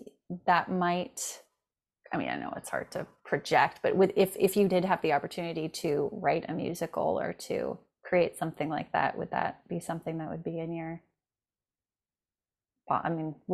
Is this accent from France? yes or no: yes; France; I grew up in France for like half my, development childhood.